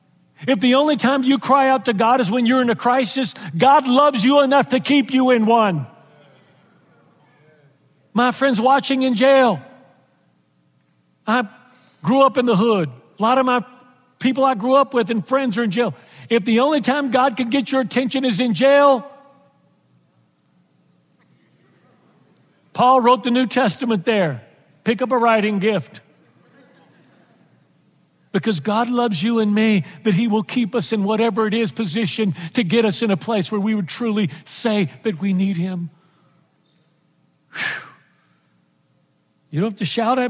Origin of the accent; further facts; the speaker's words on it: Texas, United States; moved away; I'm from Texas, and I left Texas a long time ago